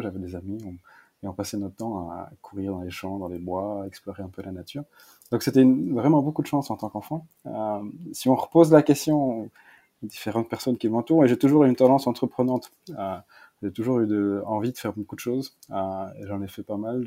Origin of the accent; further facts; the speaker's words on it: Malmedy, Wallonia, Belgium; j'ai grandi dans une double culture, donc en partie germanophone et en partie francophone. Donc, je viens de la partie de Web Malmedy, donc la partie est de la Belgique